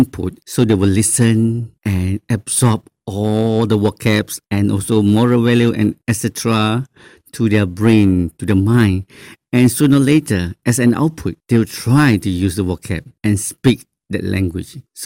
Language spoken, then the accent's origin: English; Malaysia; first language Mandarin; English is a second language; Mandarin, my mother tongue, and also Bahasa Melayu, my national language